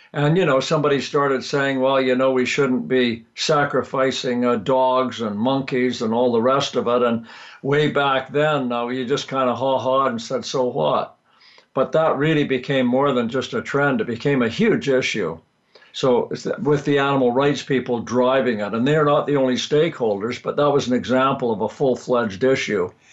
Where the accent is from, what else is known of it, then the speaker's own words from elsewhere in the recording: Vancouver, British Columbia, Canada; also born or lived in Texas; I was born in Canada, grew up in uh, Western Canada in Vancouver